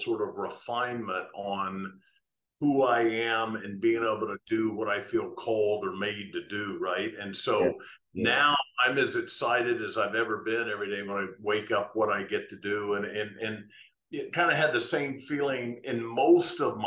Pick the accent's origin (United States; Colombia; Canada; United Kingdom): United States; I'm American